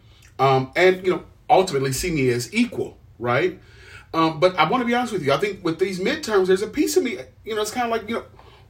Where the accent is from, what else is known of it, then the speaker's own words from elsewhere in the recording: Ohio, United States; that's my home state